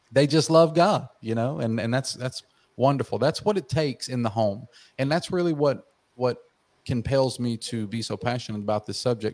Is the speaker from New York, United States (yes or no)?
no; outside Atlanta, Georgia, United States; I was born and raised in Georgia, right outside of Atlanta, Georgia